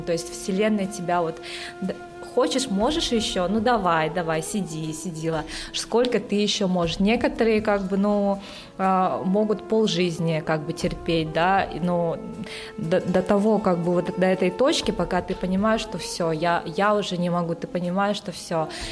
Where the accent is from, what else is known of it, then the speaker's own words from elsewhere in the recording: Yakutia, Sakha Republic, Russia; moved away as an adult; also born or lived in Moscow / Costa Rica; я сама родом из Якутии и приехала в Москву учиться на инженера-электрика